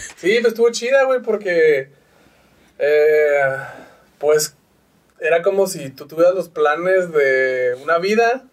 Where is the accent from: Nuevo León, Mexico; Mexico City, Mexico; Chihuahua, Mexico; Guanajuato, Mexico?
Chihuahua, Mexico; Parral; now in Ciudad Juárez, Mexico; yo nací en Parral, Chihuahua